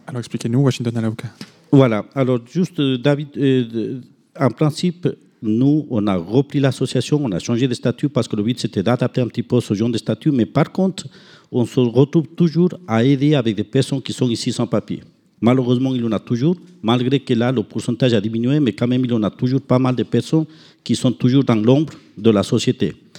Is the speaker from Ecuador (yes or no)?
yes; Ecuador; moved away; chez nous en Équateur